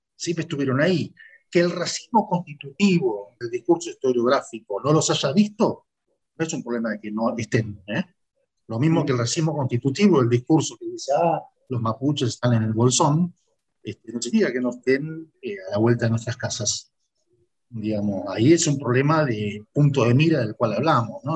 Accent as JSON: {"language": "Spanish", "country": "Argentina", "said": "nosotros, argentinos"}